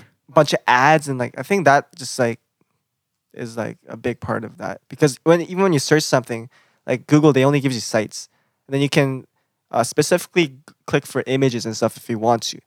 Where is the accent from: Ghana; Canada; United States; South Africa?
Canada; I'm Canadian, I'm from Canada.